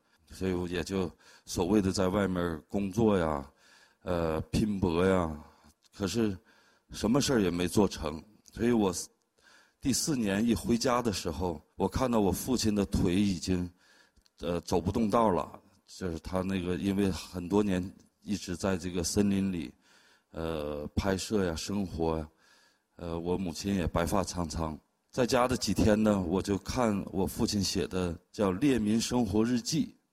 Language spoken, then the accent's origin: Chinese; China; moved away as an adult; also born or lived in Harbin; 等到了十八岁的时候，我就离开了大兴安岭，离开了家，去了哈尔滨去学画儿